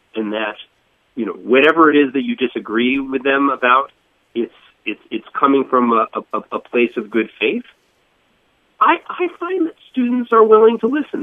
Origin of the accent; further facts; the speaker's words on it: Boca Raton, Florida, United States; moved away as an adult; also born or lived in Northeast United States; I grew I grew up in in Florida. Um, in Boca Raton, went, went to school in, in Fort Lauderdale